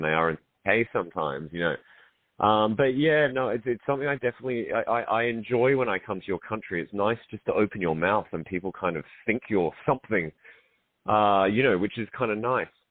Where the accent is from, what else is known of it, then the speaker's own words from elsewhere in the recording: Australia; accent: Australian; now in London, United Kingdom; I'm an Australian based in London